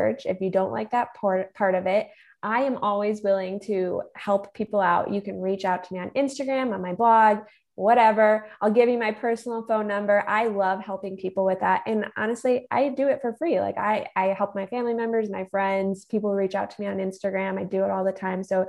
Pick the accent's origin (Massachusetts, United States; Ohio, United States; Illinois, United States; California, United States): Illinois, United States; I am from Illinois